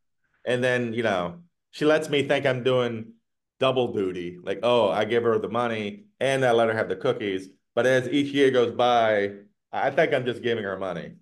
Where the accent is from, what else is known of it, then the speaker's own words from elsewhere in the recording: the South, United States; now in Northern Virginia, United States; growing up in the South